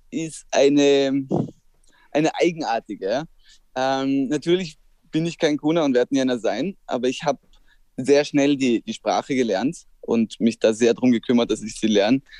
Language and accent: German; Austria; also jetzt ich als Österreicher bin extrem abhängig von ihr